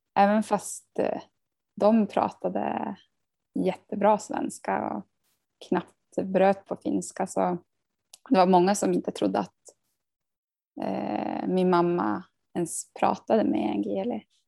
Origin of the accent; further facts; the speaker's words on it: Tärendö, Norrbotten County, Sweden; now in Sundsvall, Sweden; vi hade ju hemspråksundervisning om det var från ettan till trean i eh, Tärendö